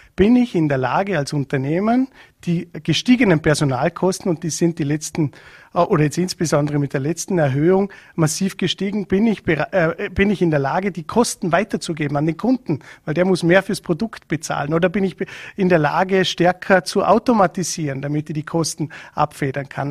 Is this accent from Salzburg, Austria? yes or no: no; Vorarlberg, Austria; bei uns in Vorarlberg